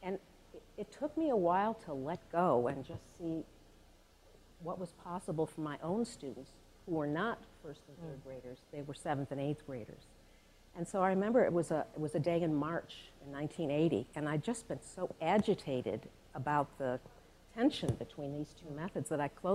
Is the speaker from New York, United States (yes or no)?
yes; Buffalo, New York, United States; moved away as an adult; now in Maine, United States; in Buffalo, where I grew up